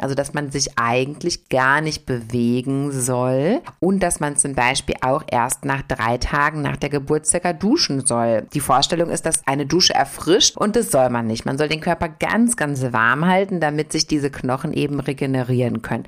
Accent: South Korea; bei uns in Korea

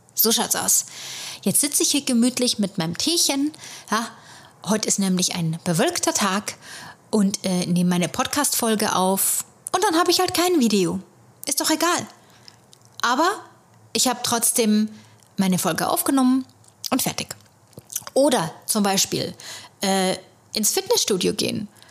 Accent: Germany; moved away as an adult; now in New York, United States; ich als äh, Deutsche hier

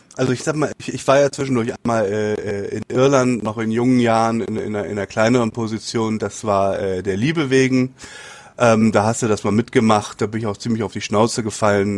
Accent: Hamburg, Germany; moved away as an adult; now in Japan; Hamburg ist meine, meine Heimatstadt

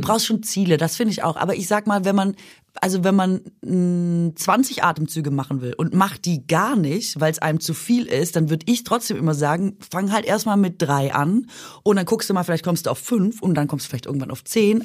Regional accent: Baden-Württemberg, Germany; moved away; ich komme ja aus Mahlzeitland eigentlich. Baden-Württemberg

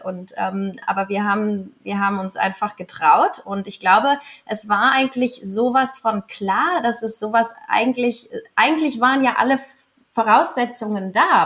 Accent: Andratx, Balearic Islands, Spain; ich bin hier aufgewachsen. Ich komme aus Andratsch. Ich bin halb Mallorquinerin und halb Deutsche

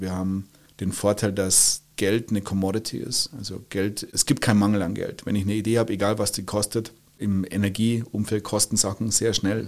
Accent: Bavaria, Germany; moved away as an adult; now in Switzerland; Ich bin gebürtiger Bayer, der jetzt ein gewisses Exil in der Schweiz gefunden hat, aber im Herzen bin ich und bleibe ich Bayer.

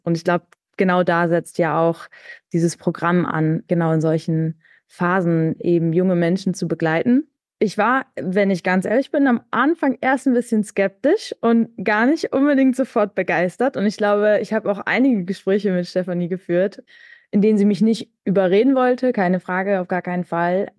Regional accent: Münster, North Rhine-Westphalia, Germany; ich komme auch aus Münster gebürtig

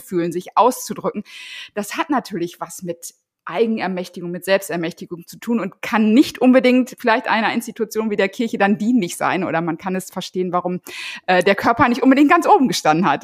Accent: Ruhr area, North Rhine-Westphalia, Germany; Ich komme aus dem Ruhrgebiet

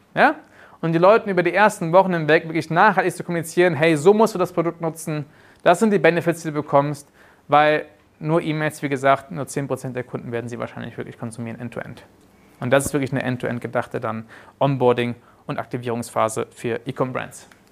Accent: Germany; moved away as an adult; also born or lived in South Africa; mich haben früher meine Kollegen in Südafrika immer mit als Deutscher den, den, den UTM-Nazi genannt

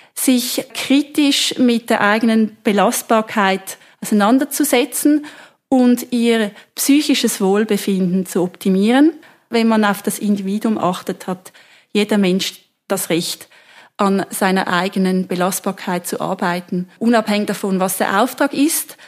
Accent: Switzerland; wir in der Schweiz

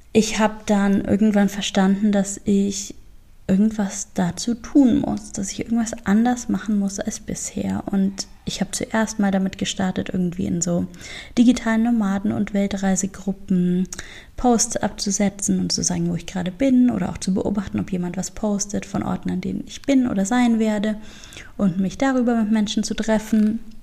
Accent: Augsburg, Bavaria, Germany; moved away; den Ort, aus dem ich komme, also meine Heimatstadt Augsburg

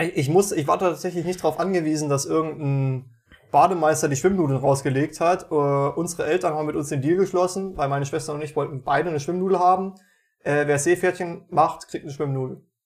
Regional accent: Meiningen, Thuringia, Germany; bei uns in Meiningen

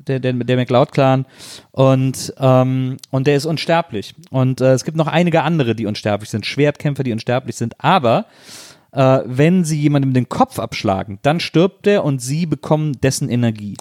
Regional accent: Wesseling, North Rhine-Westphalia, Germany; als ich als Jugendlicher in Wesseling

